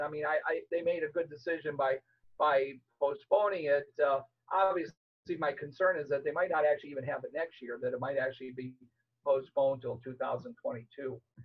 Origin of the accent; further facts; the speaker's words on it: Chicago, Illinois, United States; moved away; also born or lived in Miami; I grew up in Chicago